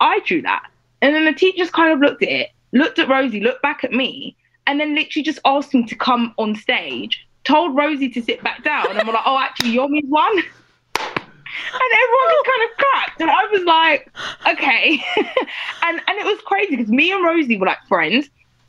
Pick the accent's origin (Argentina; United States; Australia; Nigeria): Nigeria; I guess I'm Nigerian, I knew that I had to do whatever I was going to do to like the best of my ability.